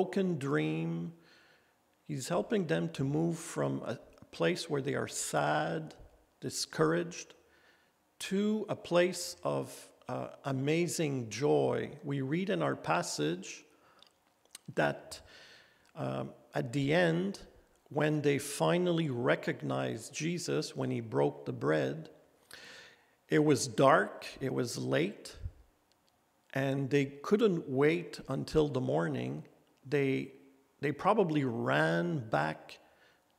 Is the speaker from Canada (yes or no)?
yes; Gatineau, Quebec, Canada; when I was in CJEP in my hometown, Gatineau